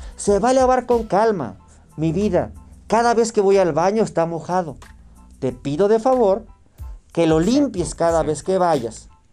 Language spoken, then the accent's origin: Spanish; Torreón, Coahuila, Mexico; yo soy de Torreón, Aguila